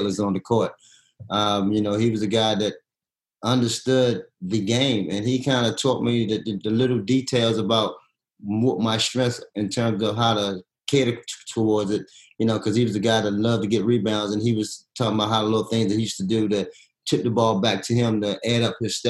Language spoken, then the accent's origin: English; Baltimore, Maryland, United States; it's basically right in your backyard growing up in Baltimore